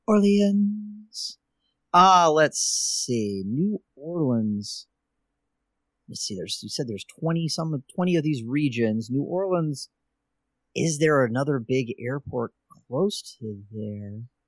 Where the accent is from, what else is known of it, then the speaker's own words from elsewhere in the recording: Ireland; I'm Irish